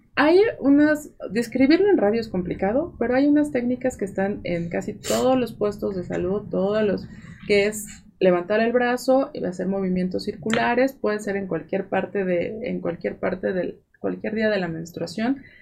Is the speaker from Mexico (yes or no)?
yes; Mexico; así somos los mexicanos.